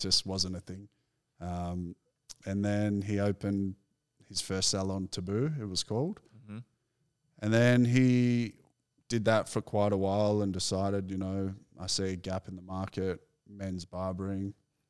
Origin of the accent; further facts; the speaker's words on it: McKinnon, Victoria, Australia; So, yeah, I grew up in McKinnon, like Bentley area.